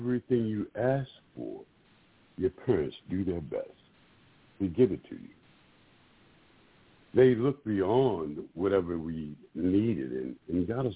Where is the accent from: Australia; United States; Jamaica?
United States; Warsaw, Virginia; I grew up right here in Gainesville, in Warsaw, Virginia, and I went to school at Rappahannock High School.